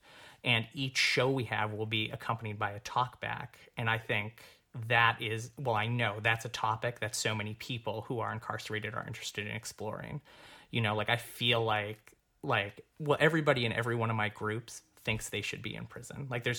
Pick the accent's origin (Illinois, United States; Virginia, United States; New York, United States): New York, United States; I came from New York. And the 2 years before I moved here, I was working as a director, which was fantastic.